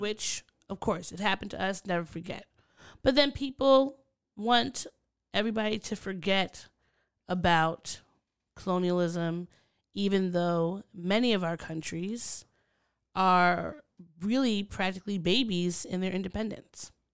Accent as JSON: {"language": "English", "country": "United States", "said": "as an American or a New Yorker or someone from the D M V"}